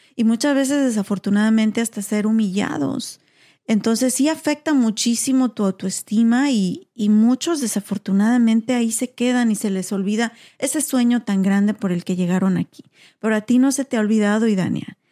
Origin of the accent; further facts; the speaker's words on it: Mexico; now in United States; como mexicana